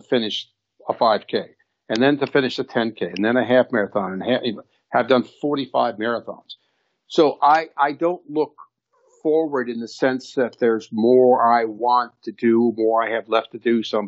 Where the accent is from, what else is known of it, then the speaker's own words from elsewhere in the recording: Chicago, Illinois, United States; I grew up in Chicago